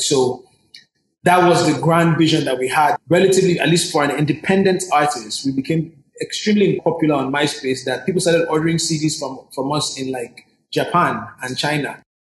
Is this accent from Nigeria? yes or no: yes; Nigeria; I am a Nigerian that happens to have a Yankee side or an R&B side